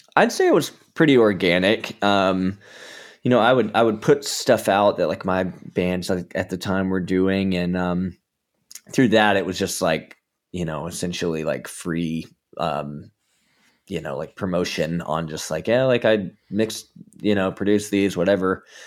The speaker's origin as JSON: {"language": "English", "region": "Georgia", "country": "United States", "moved": "yes", "lives_now": "Southern California, United States", "said": "I'm from Georgia originally"}